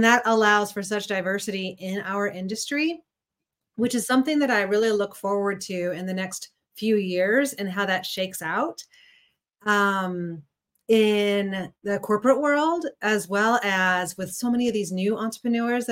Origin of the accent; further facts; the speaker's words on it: Missouri, United States; moved away as an adult; also born or lived in San Francisco; now in Chicago, United States; I'm a Midwestern gal at heart. I grew up in Missouri, but when I was 18